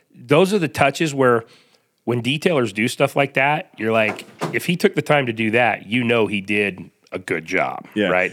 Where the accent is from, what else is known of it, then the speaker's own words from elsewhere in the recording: Salt Lake City, Utah, United States; I grew up here in Salt Lake